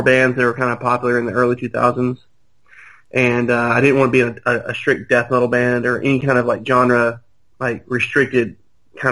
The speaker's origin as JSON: {"language": "English", "town": "Birmingham", "region": "Alabama", "country": "United States", "said": "We're from Birmingham"}